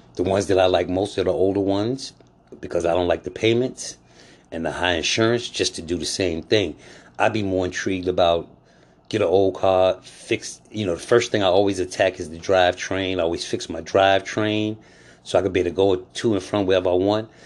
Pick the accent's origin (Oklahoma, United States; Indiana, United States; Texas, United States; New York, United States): New York, United States; also born or lived in North Carolina; now in Atlanta, United States; I was born in New York. I lived in North Carolina quite a while, and now I'm in Atlanta